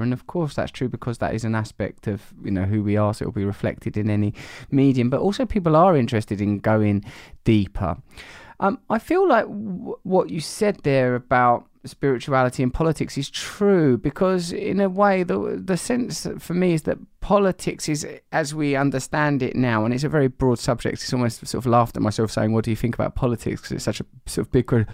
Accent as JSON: {"language": "English", "area": "Essex", "region": "East of England", "country": "United Kingdom", "said": "I am from Essex"}